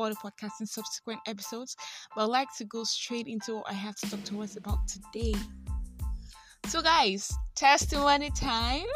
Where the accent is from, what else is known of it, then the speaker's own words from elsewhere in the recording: Nigeria; I am that Nigerian Christian Talkaholic